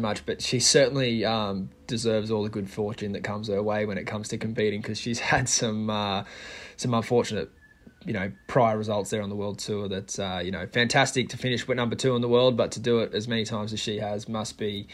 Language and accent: English; Australia; as a Aussie